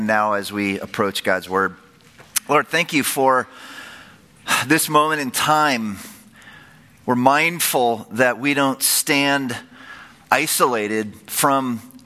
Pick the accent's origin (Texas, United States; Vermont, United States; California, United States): California, United States; San Francisco Bay Area; I grew up in the San Francisco Bay Area.